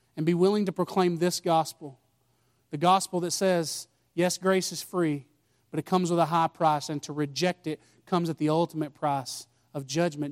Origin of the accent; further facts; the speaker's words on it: United States; I'm American